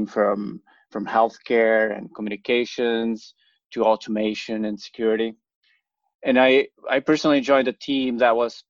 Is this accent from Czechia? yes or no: yes; Czechia; moved away as an adult; also born or lived in Princeton, New Jersey; now in New York, United States; I grew up in the Czech Republic and came to US for the grad school.